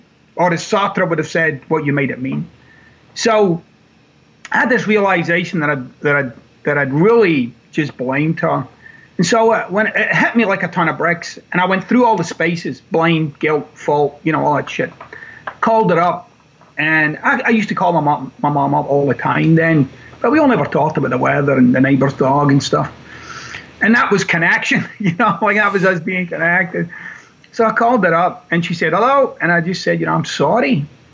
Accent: Glasgow, Scotland, United Kingdom; born or raised there

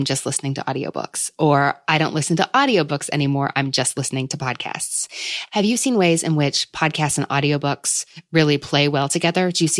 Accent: Kentucky, United States; I'm from Kentucky, so we have bourbon flights here

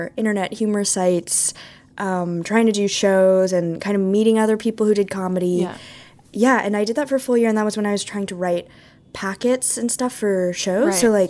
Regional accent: California, United States; now in New York, United States; And then I'm not originally from Vermont. That's why I mentioned it. I'm from California. So Vermont was like a whole new world.

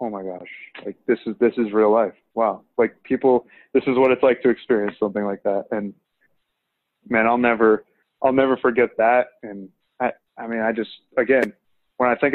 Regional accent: Rhode Island, United States; I'm from Rhode Island

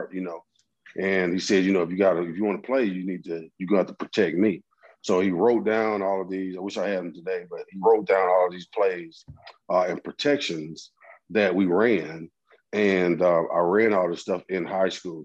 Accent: Atlanta, Georgia, United States; We got through it in my hometown

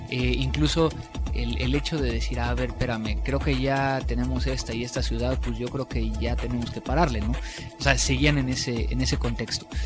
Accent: Mexico

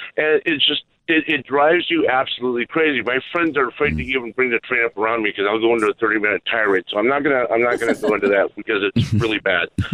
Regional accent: Virginia, United States; also born or lived in California; now in Southern California, United States; I was originally from Virginia

